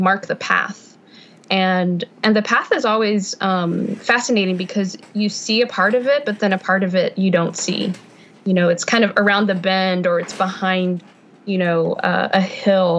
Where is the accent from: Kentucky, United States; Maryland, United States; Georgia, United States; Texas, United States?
Texas, United States; Houston; now in Sugar Land, United States; I was born and raised in Houston, but now I'm here in Sugar Land